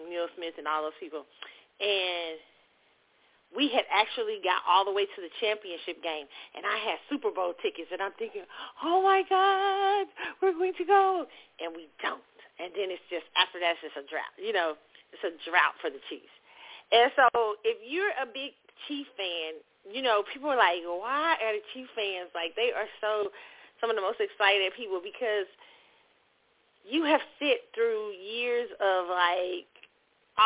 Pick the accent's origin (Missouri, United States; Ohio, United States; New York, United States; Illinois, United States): Missouri, United States; Kansas City; moved away; born and raised in Kansas City